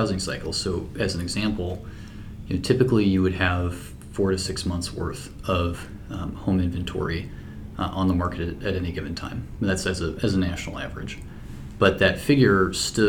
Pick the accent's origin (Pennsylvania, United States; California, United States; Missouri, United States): Missouri, United States; St. Louis; also born or lived in New York / Canada; I was in St. Louis, which is my hometown